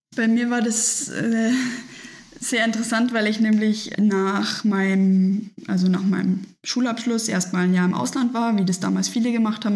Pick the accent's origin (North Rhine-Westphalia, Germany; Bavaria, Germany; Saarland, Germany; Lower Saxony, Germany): Bavaria, Germany; Nuremberg; now in Munich, Germany; weil ich gebürtig aus Nürnberg komme und damals da schon früher beim Junior Challenge oft dabei war, also bei dem Triathlon für Kinder